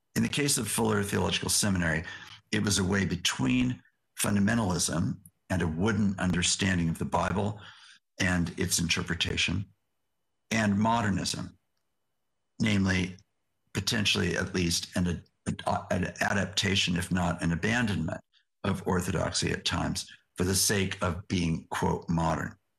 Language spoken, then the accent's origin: English; West Coast of the United States, United States; also born or lived in Yakima Nation; I am a tall, white, educated American, born and raised on the West Coast of the United States